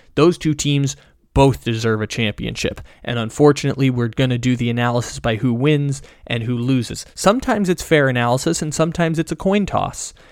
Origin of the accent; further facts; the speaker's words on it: San Diego, California, United States; growing up in San Diego